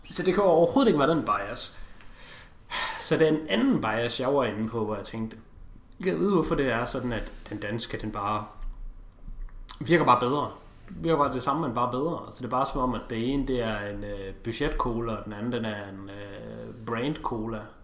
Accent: Denmark; Vi to er danskere

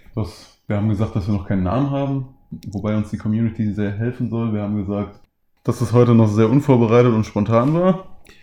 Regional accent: Ruhr area, North Rhine-Westphalia, Germany; moved away; ich komme ungesprünglich aus dem Ruhrgebiet

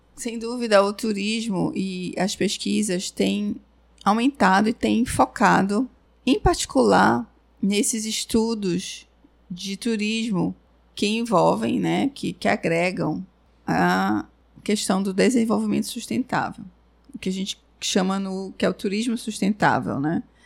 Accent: Brazil; eu sou brasileira

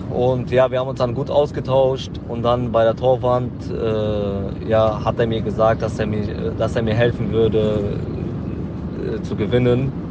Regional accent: Jülich, North Rhine-Westphalia, Germany; Ich komme aus Jülich

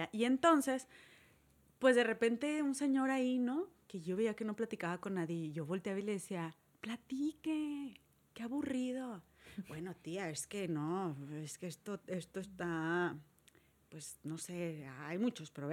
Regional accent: Murcia, Region of Murcia, Spain; yo soy de Murcia, soy murciana.

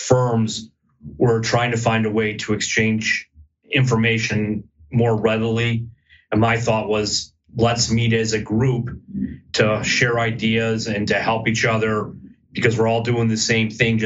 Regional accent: Chicagoland area, Northwest suburbs, Illinois, United States; I am born and raised in the Chicagoland area, Northwest suburbs

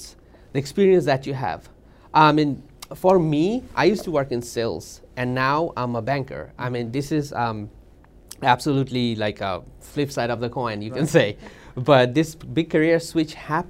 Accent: Bangladesh; moved away as an adult; now in United States; I'm from Bangladesh

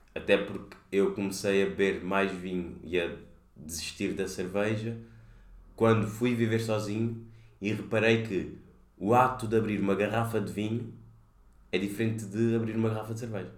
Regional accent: Cape Verde; moved away as an adult; also born or lived in Lisbon, Portugal; Vim de Cabo Verde

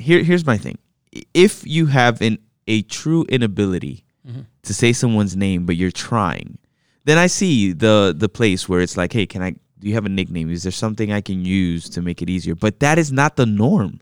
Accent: United States; I, myself, was born here in the States, you know, and raised in the States

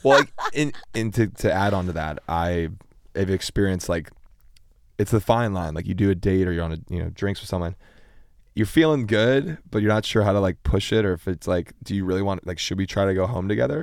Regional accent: Pittsburgh, Pennsylvania, United States; also born or lived in Chicago; Originally, originally born in Chicago, and then we moved to Pittsburgh when I was

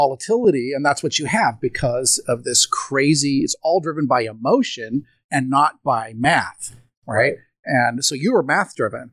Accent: United States

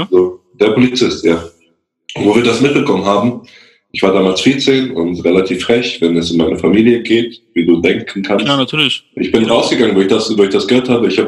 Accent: Germany; born there; Weil, so, ich bin ja in Deutschland geboren

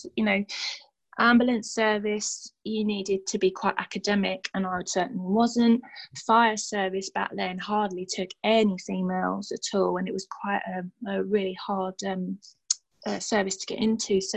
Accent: London, United Kingdom; accent: Cockney; now in Stevenage, United Kingdom; I grew up in a place called, well, we call it Burnt Oak because we're from like Cockney Town.

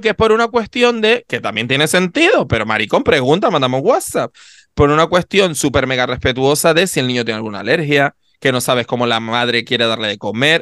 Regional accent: Canary Islands, Spain; accent: Canarian; los canarios cuando vamos fuera nos volvemos imbéciles. O, porque a mí me pasa que de repente estoy fuera y como escucho gente que no tiene mi acento, me canarizo más todavía.

